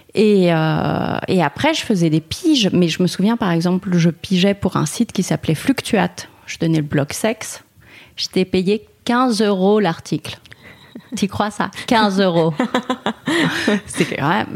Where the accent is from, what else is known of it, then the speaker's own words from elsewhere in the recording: Paris, Île-de-France, France; moi je suis parisienne, j'ai grandi à Paris, j'étais dans un arrondissement dégueulasse